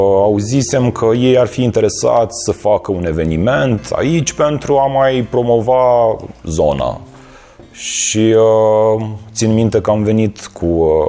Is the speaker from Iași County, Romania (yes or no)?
yes; Iași, Iași County, Romania; moved away as an adult; now in Cluj-Napoca, Romania; sunt din Iași, dar de aproximativ 4 uh, ani sunt uh, clujean